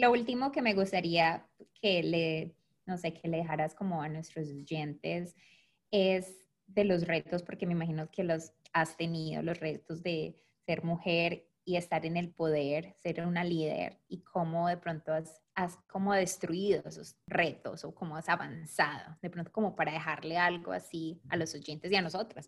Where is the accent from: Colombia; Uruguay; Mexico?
Colombia; Medellín, Antioquia; now in Detroit, United States; yo nací en Colombia y obviamente al aprender inglés aquí, mi acento es muy fuerte